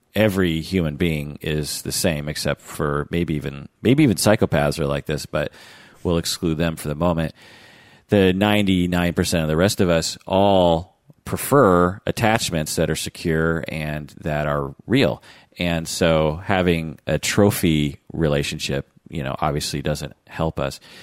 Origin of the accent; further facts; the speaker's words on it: the Northwest, Pacific Northwest, United States; growing up in the Northwest